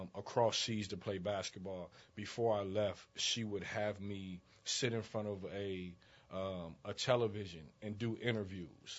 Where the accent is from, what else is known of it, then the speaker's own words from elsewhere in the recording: Dayton, Ohio, United States; moved away as an adult; also born or lived in Chicago, Illinois; I was born in Dayton, Ohio. Grew up in Dayton, Ohio